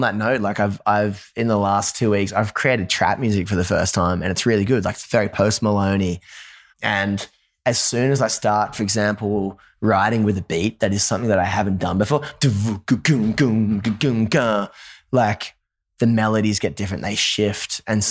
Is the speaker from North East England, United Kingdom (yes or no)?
yes; Newcastle, North East England, United Kingdom; now in Nashville, United States; I grew up in Newcastle, drums, bass, guitar, screaming vocals.